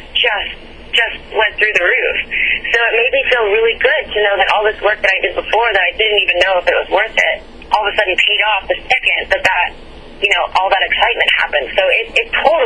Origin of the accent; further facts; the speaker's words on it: El Salvador; moved away; also born or lived in Nashville; the country I was born in El Salvador.